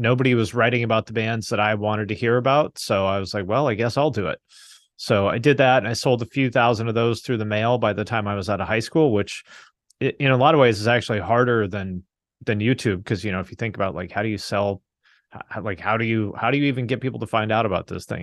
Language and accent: English; Seattle, Washington, United States; moved away; also born or lived in Bellingham, Washington / Cincinnati, Ohio; I grew up in the Seattle area